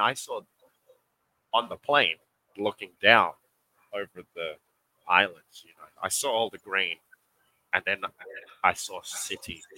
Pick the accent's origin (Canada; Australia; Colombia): Australia; Western Australia; moved away as an adult; also born or lived in Georgia, United States; now in Philippines; We're both born in Australia, uh, born and raised